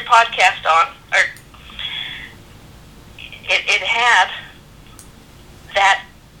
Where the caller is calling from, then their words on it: California, United States; I'm calling from California.